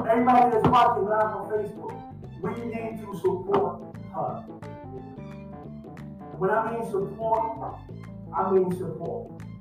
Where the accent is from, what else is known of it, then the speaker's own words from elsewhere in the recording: North Carolina, United States; I come from North Carolina. ….